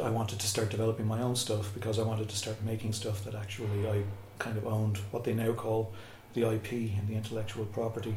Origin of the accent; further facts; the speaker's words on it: Cashel, Munster, Ireland; I grew up in Cashel, Tipperary